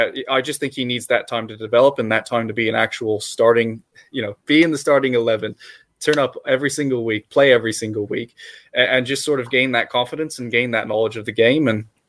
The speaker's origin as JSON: {"language": "English", "country": "United States", "said": "I'm an American"}